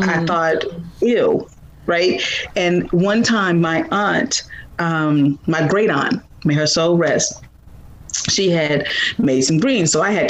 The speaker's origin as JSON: {"language": "English", "town": "Chicago", "region": "Illinois", "country": "United States", "tie": "born or raised there", "moved": "yes", "lives_now": "San Francisco Bay Area, United States", "said": "So I am originally from Chicago, Illinois."}